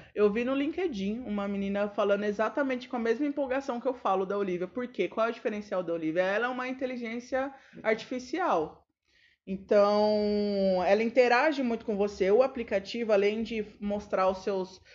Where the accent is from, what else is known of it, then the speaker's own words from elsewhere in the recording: São Paulo, Brazil; a gente é paulistano